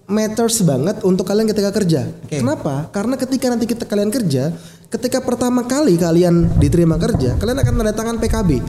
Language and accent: Indonesian; Kalimantan, Indonesia; gue ketika SMA, gue dari Kalimantan.